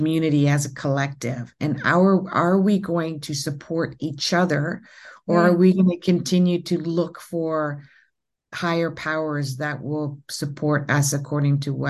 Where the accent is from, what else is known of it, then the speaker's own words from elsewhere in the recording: Ontario, Canada; I'm from Canada. And in Ontario